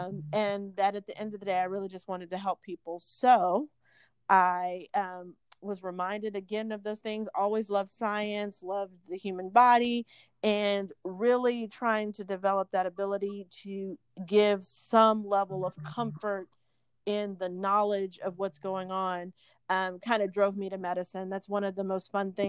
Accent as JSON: {"language": "English", "town": "Montgomery", "region": "Alabama", "country": "United States", "tie": "born or raised there", "also_born_or_lived": "Washington, D.C. / Boston", "moved": "as an adult", "lives_now": "Pine Bluff, United States", "said": "I grew up in Montgomery, Alabama"}